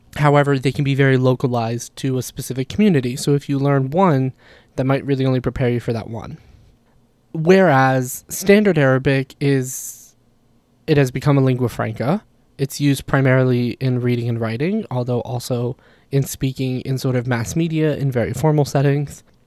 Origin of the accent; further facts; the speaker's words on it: United States; also born or lived in Jordan; as American students